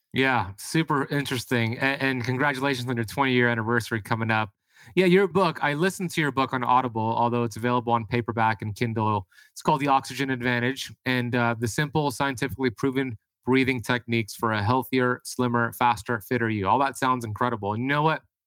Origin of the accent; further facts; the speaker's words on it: United States; I grew up here in America